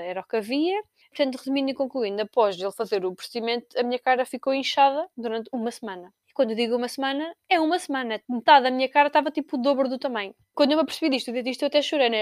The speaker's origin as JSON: {"language": "Portuguese", "town": "Torres Vedras", "region": "Lisbon", "country": "Portugal", "said": "eu sou da cidade do Carnaval, de Torres Vedras"}